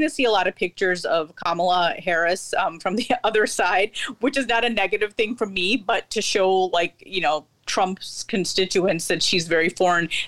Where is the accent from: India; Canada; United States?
India; I'm Indian but I'm Muslim, so we we most Indian Muslims tend to have uh, Middle Eastern or Persian names.